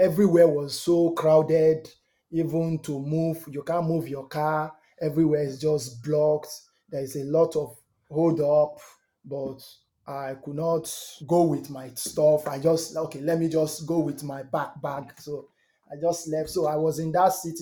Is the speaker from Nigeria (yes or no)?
yes; Nigeria; moved away as an adult; also born or lived in Ukraine / Ireland / Germany / Poland; now in Kilmarnock, United Kingdom; I'm from Nigeria, and I flew from Nigeria. I went to Ukraine for a football trial. That was 2006